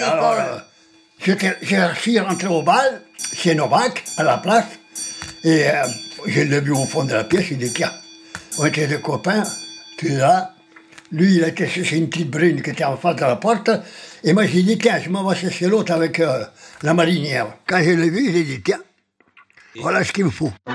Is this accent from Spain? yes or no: yes; Spain; first language Spanish; French is a second language; moved away as an adult; now in France; ma première langue maternelle, c'est l'espagnol